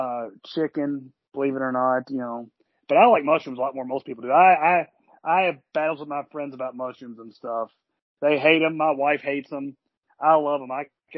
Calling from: Destin, Florida, United States; I am calling from Destin, Florida, like many people my age during the summer.

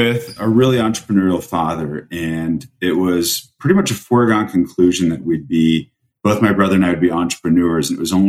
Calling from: Greenwich, Connecticut, United States; I'm right now sitting in Greenwich, Connecticut.

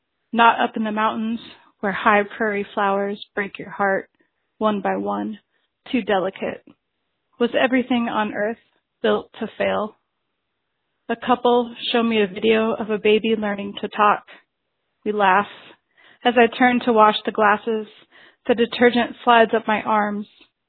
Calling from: Albuquerque, New Mexico, United States; I'm calling from Albuquerque, New Mexico

